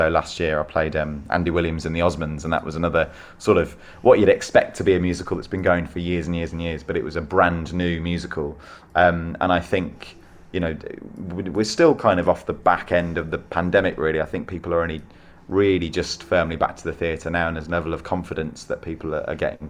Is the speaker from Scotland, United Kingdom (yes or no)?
no; Solihull, West Midlands, United Kingdom; I grew up in Solihull in the West Midlands